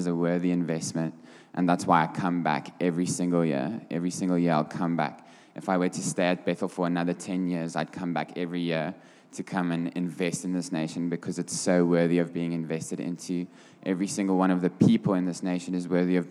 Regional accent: Bethlehem, Free State, South Africa; I'm from Bethlehem in the Free State

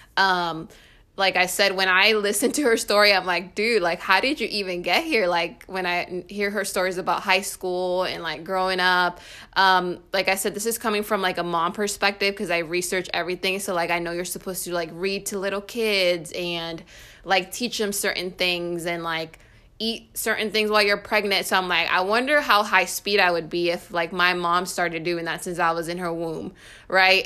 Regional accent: California, United States; I come from California

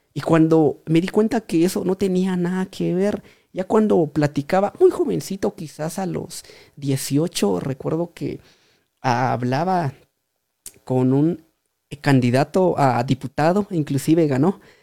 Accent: Pachaj, Guatemala; originario de la aldea de eh, Pachaj. ahí fue donde nací, pues ahí estoy

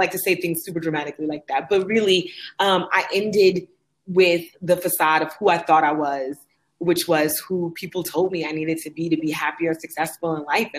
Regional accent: Oakland, California, United States; moved away as an adult; also born or lived in Austin, Texas; my hometown of Oakland, California

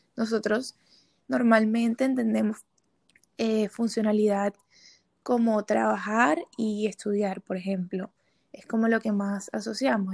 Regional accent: Barranquilla, Atlántico, Colombia; moved away as an adult; now in Bogotá, Colombia; soy de Barranquilla

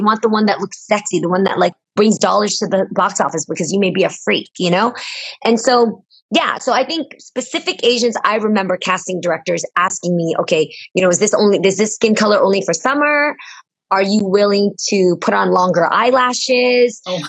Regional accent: United States; even though I'm American, I'm born on American soil

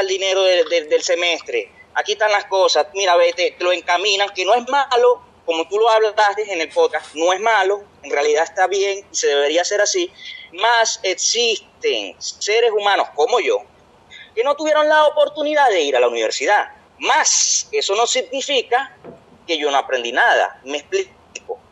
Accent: Venezuela; moved away as an adult; now in Brazil; somos venezolanos

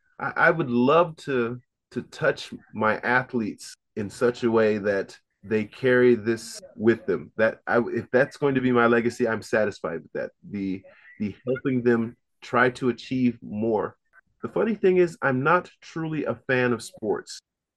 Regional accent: Fort Bragg, North Carolina, United States; born there; I was born in Fort Bragg, North Carolina.

